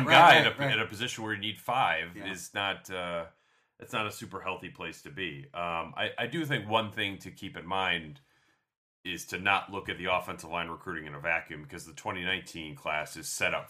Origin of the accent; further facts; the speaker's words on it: Michigan, United States; I grew up in Michigan